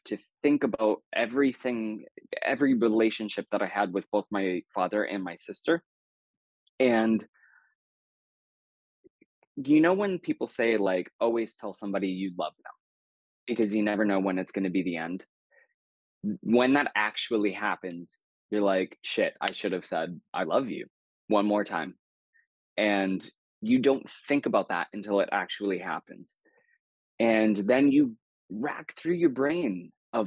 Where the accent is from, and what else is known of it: New Hampshire, United States; born or raised there